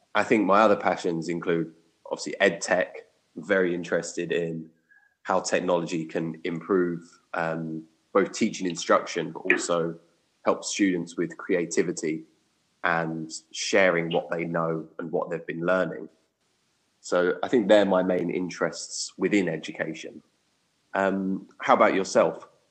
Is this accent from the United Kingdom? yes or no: yes; Watford, East of England, United Kingdom; also born or lived in Japan; now in London, United Kingdom; I'm originally from Watford.